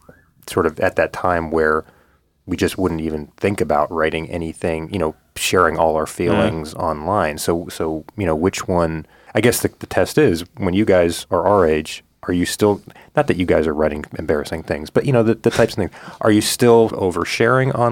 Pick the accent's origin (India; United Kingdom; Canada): Canada; now in United States; I'm Canadian.